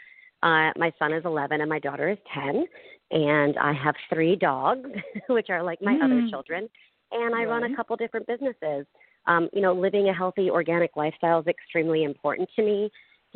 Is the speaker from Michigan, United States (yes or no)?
no; outside of Philadelphia, Pennsylvania, United States; moved away as an adult; also born or lived in Long Island, New York / Manhattan, New York / Weehawken, New Jersey; now in Southern California, United States; I grew up outside of Philadelphia.